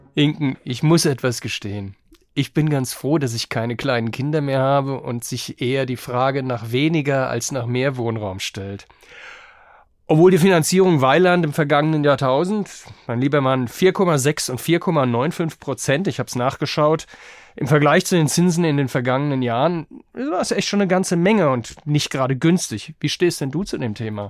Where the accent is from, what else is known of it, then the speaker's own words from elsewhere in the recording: Rhenish Hesse, Rhineland-Palatinate, Germany; ich komme ja nicht aus Frankfurt, sondern aus Rheinhessen